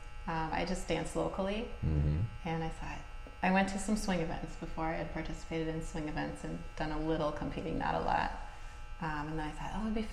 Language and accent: English; Iowa, United States; moved away as an adult; now in Minneapolis, United States; I grew up in Iowa